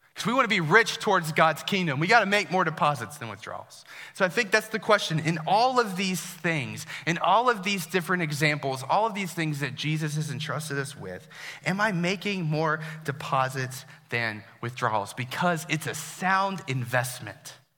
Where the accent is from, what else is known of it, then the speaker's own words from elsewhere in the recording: Herndon, Virginia, United States; I grew up here in Herndon